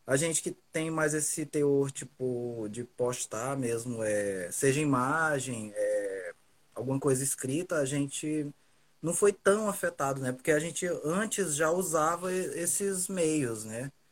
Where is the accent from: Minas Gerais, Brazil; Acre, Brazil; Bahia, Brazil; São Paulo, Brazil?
Acre, Brazil; Rio Branco; Um, nascido e criado em Rio Branco, Acre. É, sou escritor e poeta.